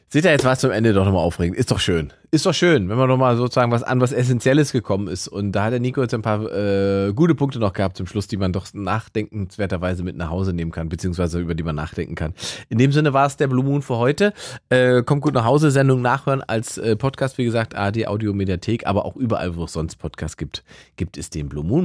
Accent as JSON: {"language": "German", "town": "Salzwedel", "region": "Saxony-Anhalt", "country": "Germany", "tie": "born or raised there", "moved": "yes", "said": "meinem Gymnasium in Salzwedel in Sachsen-Anhalt, wo ich herkomme"}